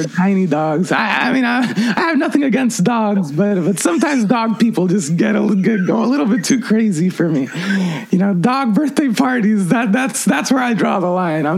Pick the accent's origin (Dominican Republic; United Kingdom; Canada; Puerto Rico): Puerto Rico; now in New York City, United States; I grew up in Puerto Rico